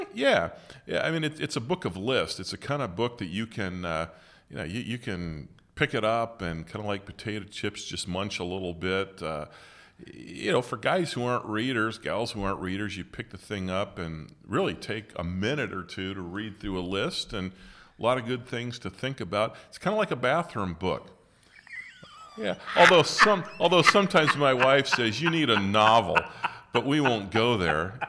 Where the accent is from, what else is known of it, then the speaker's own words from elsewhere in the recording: West Branch, Michigan, United States; I was born in West Branch